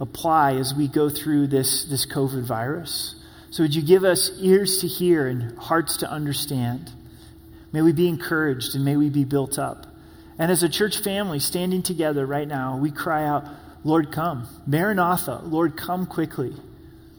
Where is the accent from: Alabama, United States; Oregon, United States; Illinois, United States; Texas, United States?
Oregon, United States; Rogue Valley; now in Colorado Springs, United States; My hometown, the Rogue Valley